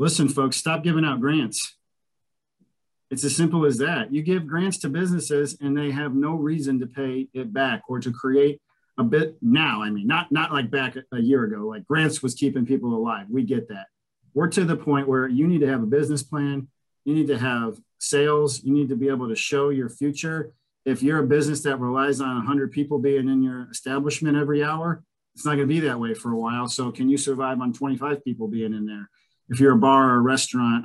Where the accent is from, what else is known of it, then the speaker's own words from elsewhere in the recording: Cleveland, Ohio, United States; now in Columbus, United States; I'm from Cleveland